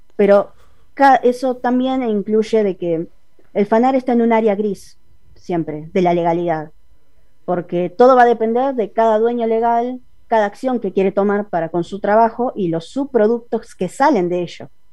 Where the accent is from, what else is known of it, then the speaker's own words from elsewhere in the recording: Buenos Aires Province, Argentina; Soy de Buenos Aires, zona oeste. Ah. Toda la vida fui de acá